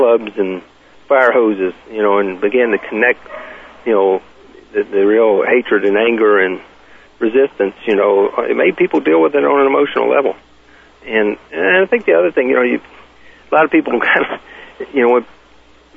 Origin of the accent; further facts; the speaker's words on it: the South, United States; I was born and raised in the South